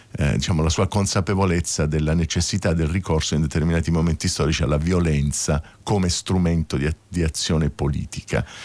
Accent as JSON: {"language": "Italian", "town": "Taranto", "region": "Apulia", "country": "Italy", "moved": "yes", "lives_now": "Rome, Italy", "said": "Io non sono nato a Roma, un pezzo della mia famiglia e, e, viveva a Roma, insomma possiamo dire che era romana insomma, da, da, da, parecchi anni, però io vengo dal sud, vengo da Taranto"}